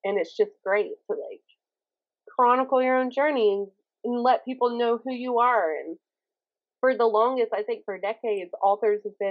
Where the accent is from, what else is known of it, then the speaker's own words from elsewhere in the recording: the South, Southern United States, United States; accent: Southern; my Southern accent